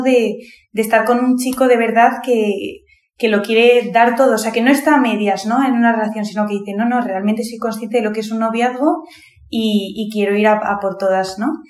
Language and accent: Spanish; Madrid, Community of Madrid, Spain; soy de Madrid, tengo 22 años